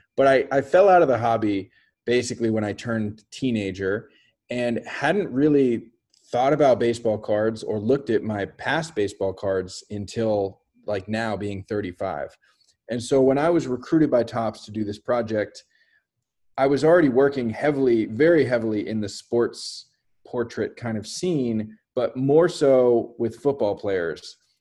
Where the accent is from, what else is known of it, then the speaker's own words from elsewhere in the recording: Bay Area, just north of San Francisco, California, United States; I grew up in the Bay Area, just north of San Francisco.